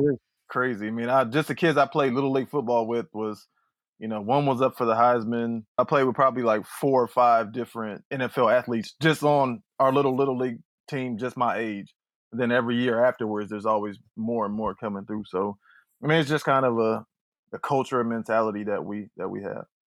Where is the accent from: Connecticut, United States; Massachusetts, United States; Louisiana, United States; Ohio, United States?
Ohio, United States; Youngstown; I'm from Youngstown, Ohio, and Youngstown is, is a football town. It's the Steel City, kinda de-, declined Steel City, so everything we had was based around football. Friday nights was, was everything. So growing up with that environment